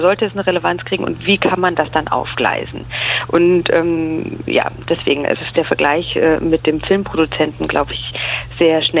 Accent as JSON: {"language": "German", "town": "Munich", "region": "Bavaria", "country": "Germany", "tie": "born or raised there", "said": "Ich bin aufgewachsen, geboren und aufgewachsen in München, in Bayern ähm, und bin nach dem Abitur zum Studieren nach äh, Berlin gegangen"}